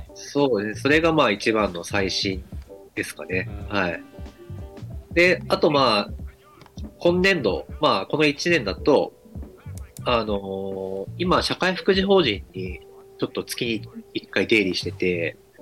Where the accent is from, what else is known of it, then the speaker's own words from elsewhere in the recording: Kagoshima, Japan; 鹿児島生まれ、鹿児島育ち